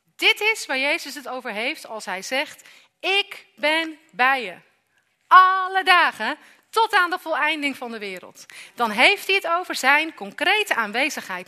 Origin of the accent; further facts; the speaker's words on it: Amersfoort, Utrecht, Netherlands; ik kom uit Amersfoort